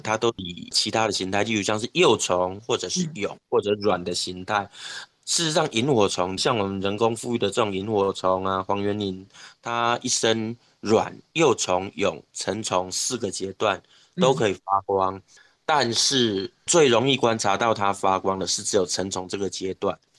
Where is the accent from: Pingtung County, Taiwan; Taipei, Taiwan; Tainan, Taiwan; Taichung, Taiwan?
Taichung, Taiwan; 我其实是生活在台中市市区，就是台中市火车站附近，就旧市区长大的小孩